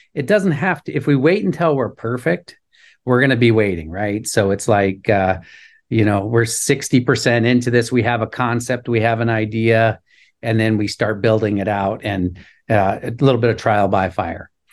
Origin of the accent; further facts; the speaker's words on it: Anchorage, Alaska, United States; moved away as an adult; I was born and raised in Anchorage